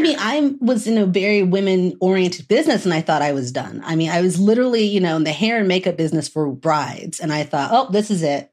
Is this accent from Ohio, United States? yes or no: yes; Dayton, Ohio, United States; also born or lived in Delaware, Ohio; now in Chicago, United States; I'm from Southern Ohio originally. Um, like Dayton, Ohio